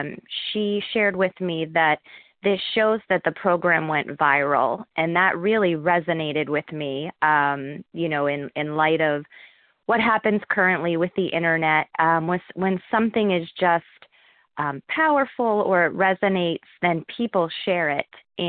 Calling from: Harrisburg, Pennsylvania, United States; I'm calling from Harrisburg, Pennsylvania

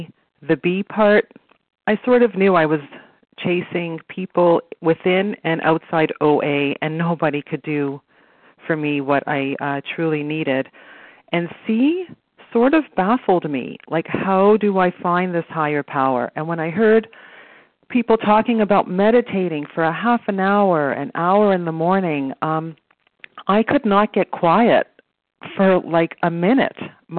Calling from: Toronto, Ontario, Canada; So I'm calling from Toronto, Canada

